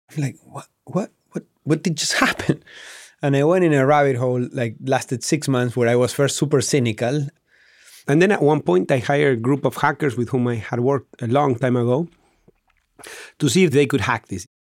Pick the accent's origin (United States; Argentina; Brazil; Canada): Argentina; Patagonia; born or raised there